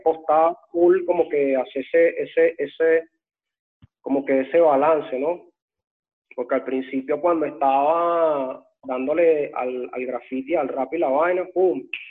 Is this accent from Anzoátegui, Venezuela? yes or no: no; Caracas, Capital District, Venezuela; moved away as an adult; now in Switzerland; yo vengo de Antímano, y es un, es un barrio jodido, weón, peligroso esa, de donde yo vengo. Y la mayoría de los panas que crecieron conmigo en, de, esa época, weón, de mi niñez